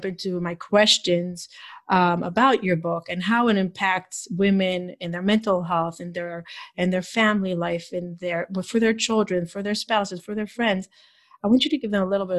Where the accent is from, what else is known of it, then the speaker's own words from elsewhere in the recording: Israel; moved away; I grew up in Israel.